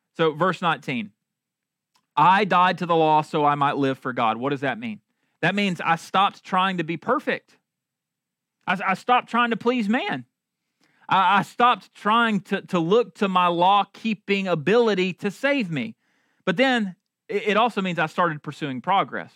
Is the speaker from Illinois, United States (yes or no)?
no; Marshall, North Carolina, United States; I'm from Marshall, North Carolina